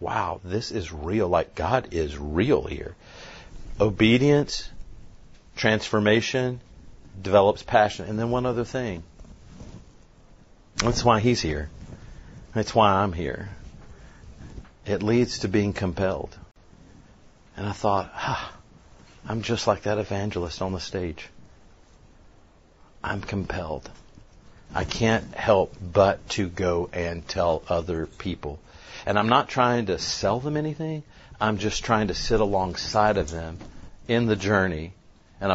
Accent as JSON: {"language": "English", "town": "Lebanon", "country": "United States", "tie": "born or raised there", "said": "my hometown, Lebanon"}